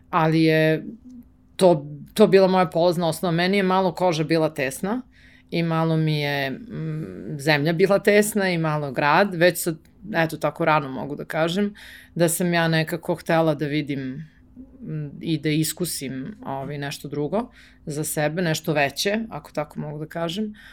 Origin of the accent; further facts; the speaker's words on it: Belgrade, Serbia; Beograd moj grad i zato što sam tu odrasla